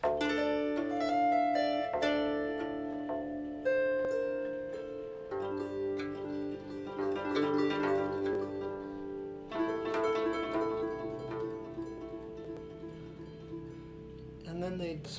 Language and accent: English; Detroit, Michigan, United States; I was born in Detroit, and I'm a third-generation bandura player.